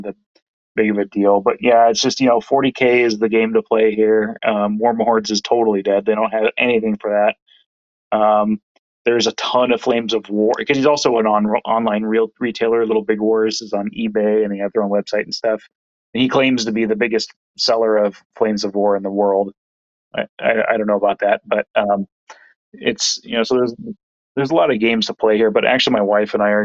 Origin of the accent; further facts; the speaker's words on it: San Diego, California, United States; moved away; originally I'm from San Diego